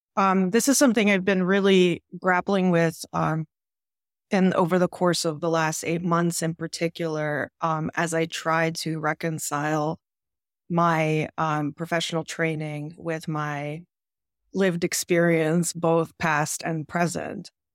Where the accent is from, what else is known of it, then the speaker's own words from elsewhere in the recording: Ukraine; I'm from Ukraine